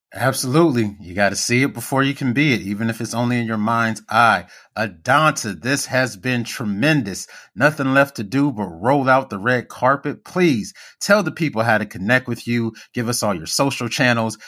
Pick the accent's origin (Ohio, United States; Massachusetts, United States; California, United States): Ohio, United States; Cincinnati; also born or lived in Nigeria; I'm Nigerian as well. I was born, indeed, I was born in Cincinnati, but my father's in Lagos